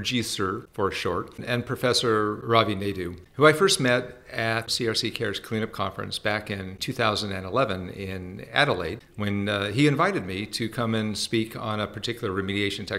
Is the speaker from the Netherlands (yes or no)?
no; Los Angeles, California, United States; moved away as an adult; also born or lived in San Francisco area; now in San Francisco, United States; I'm from California, born and raised in Southern California, Los Angeles area, but have been living in the San Francisco area for the past 30 plus years.